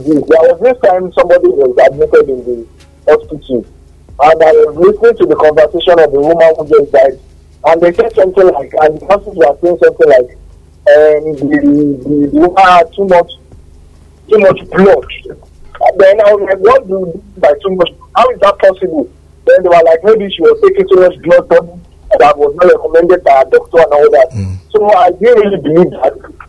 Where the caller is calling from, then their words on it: Ibadan, Oyo, Nigeria; from Bodija.